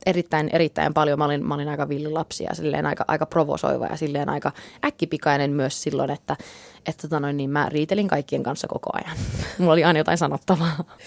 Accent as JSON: {"language": "Finnish", "town": "Jakobstad", "region": "Ostrobothnia", "country": "Finland", "tie": "born or raised there", "also_born_or_lived": "Texas, United States / United Kingdom", "first_language": "English", "second_language": "Finnish", "moved": "as an adult", "lives_now": "Los Angeles, United States", "said": "me muutettiin takaisin Suomeen, kun mä olin kuusi. Että tota, niin toisaalta oli se silloinkin hyvin erilainen, erilainen paikka. Että Pietarsaari oli semmoinen silloin omasta mielestäni hyvin tylsä paikkakunta, mutta – erittäin turvallinen kasvuympäristö"}